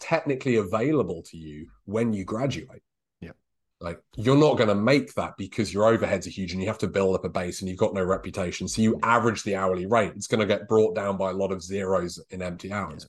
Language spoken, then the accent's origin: English; United Kingdom